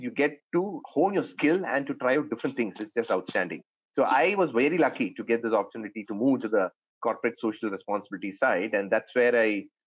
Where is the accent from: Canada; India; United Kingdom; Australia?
India; Chennai, Tamil Nadu; moved away as an adult; also born or lived in Pune; I was born and brought up in Chennai.